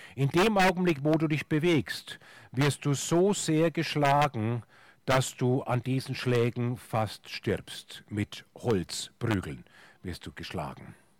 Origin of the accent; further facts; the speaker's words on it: Franconia, Bavaria, Germany; in Franken, wo ich herkomme